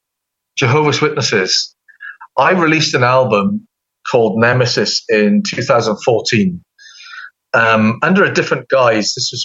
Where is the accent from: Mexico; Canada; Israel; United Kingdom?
United Kingdom; accent: British; now in United States; as soon as somebody hears my accent or whatever, they will bring the UK up